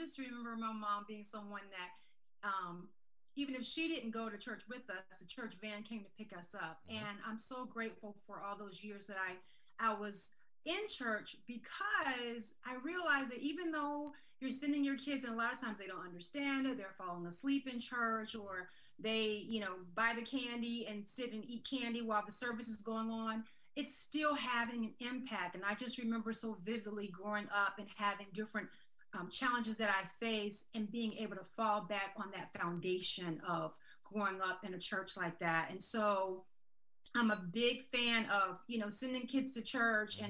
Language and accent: English; Americus, Georgia, United States; from Southwest Georgia, born and raised in America's Georgia